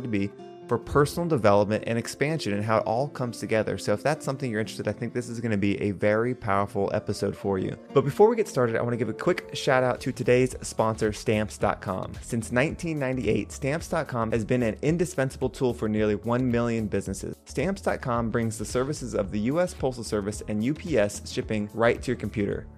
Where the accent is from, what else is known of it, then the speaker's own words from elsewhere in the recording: United States; I was district manager in North and South Carolina, which is my hometown